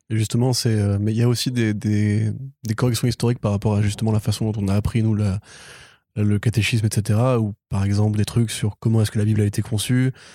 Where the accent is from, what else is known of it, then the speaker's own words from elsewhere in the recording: Breton, Brittany, France; je suis breton